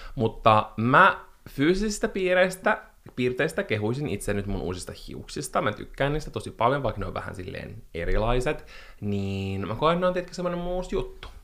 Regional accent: Espoo, Uusimaa, Finland; also born or lived in Helsinki; valtaosan elämästäni mä oon asunut Espoossa, ja mä koen, että mä olen espoolainen

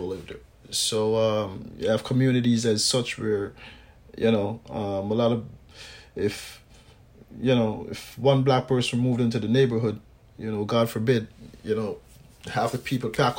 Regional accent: Canada; I grew up here in Canada

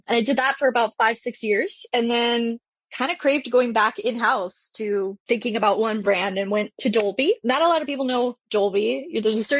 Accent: Toronto, Ontario, Canada; moved away; I'm actually Canadian. I grew up in Toronto, Canada, and went to design school

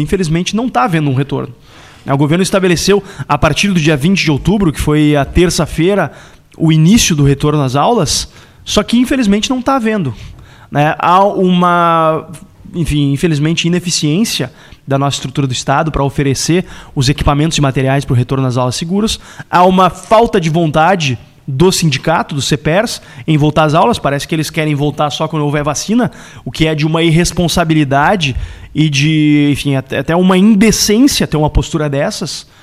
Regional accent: Porto Alegre, Rio Grande do Sul, Brazil; born or raised there

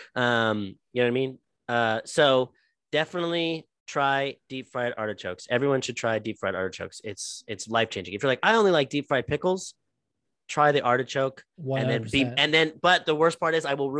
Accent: Texas, United States; I'm being from Texas and being from the South

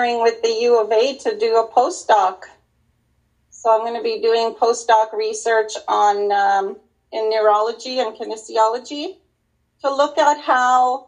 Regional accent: Wabasca, Alberta, Canada; now in Edmonton, Canada; I'm originally from Wabascot, but I moved here so long ago that this is home for me

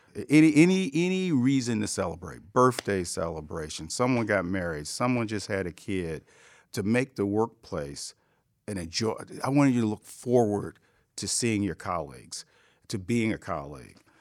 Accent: Cleveland, Ohio, United States; I came from Cleveland

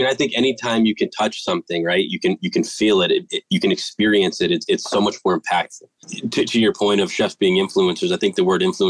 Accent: East Coast, United States; and I'm originally from the East Coast. So Ma, if you're listening, home's still my favorite.

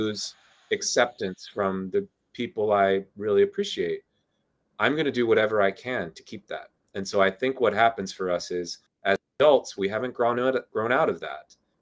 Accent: Southern New Jersey, United States; I grew up in Southern Jersey

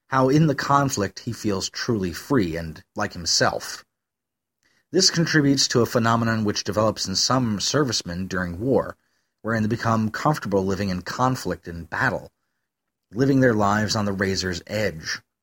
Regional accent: Western New York, United States; I grew up in Western New York, which is lousy with sycamore trees.

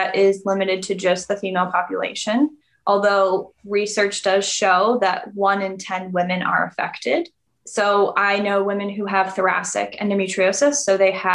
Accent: New England, United States; I'm from New England.

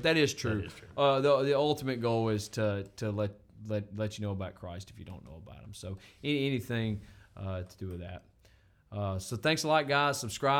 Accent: Montana, United States; I'm from Montana

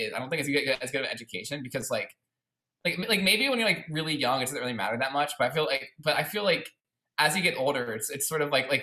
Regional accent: Baltimore, Maryland, United States; also born or lived in California / Virginia; I was born in Baltimore. Then I was there for a while. I did preschool there

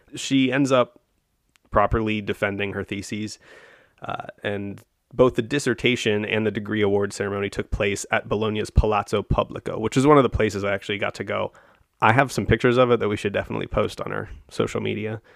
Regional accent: United States; as an American

